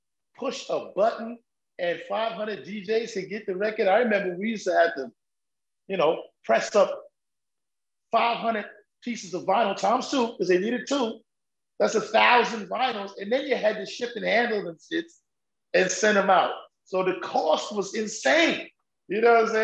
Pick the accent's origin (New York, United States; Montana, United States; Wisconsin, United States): New York, United States